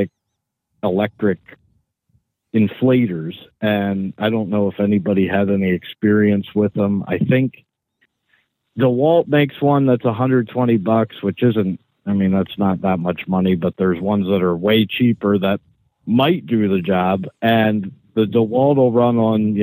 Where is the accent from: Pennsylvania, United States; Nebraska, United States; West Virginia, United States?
Pennsylvania, United States; grew up in, you know, one of those Pennsylvania areas where it's all farms and woods